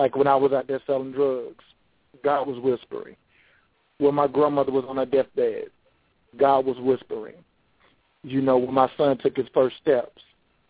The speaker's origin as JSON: {"language": "English", "town": "Charlotte", "region": "North Carolina", "country": "United States", "said": "I am from Charlotte, North Carolina"}